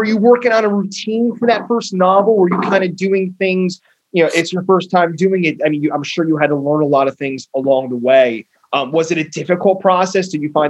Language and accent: English; Northern New Jersey, United States; moved away; I grew up in Northern New Jersey